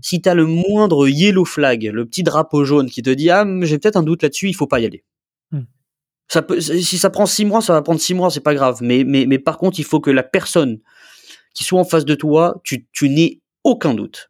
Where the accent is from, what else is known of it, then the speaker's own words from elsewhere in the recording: Nice, Provence-Alpes-Côte d'Azur, France; je viens de Nice, hein. mm. je, suis niçois. Hein. Tu vois, j'habite toujours à Nice d'ailleurs